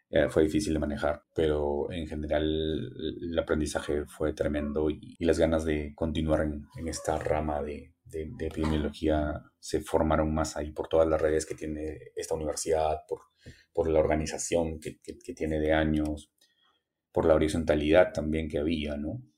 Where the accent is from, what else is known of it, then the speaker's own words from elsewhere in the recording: Frías, Piura, Peru; moved away as an adult; trabajar con mi pueblo, con mi gente, con las personas que me habían visto crecer, regresar a la casa donde, donde vivía